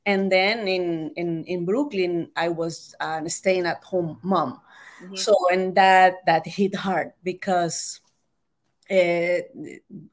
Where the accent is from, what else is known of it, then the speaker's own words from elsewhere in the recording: El Salvador; moved away as an adult; I was born and raised in El Salvador.